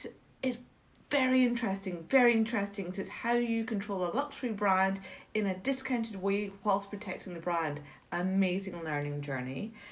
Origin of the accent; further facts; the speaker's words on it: Scotland, United Kingdom; I'm Scottish.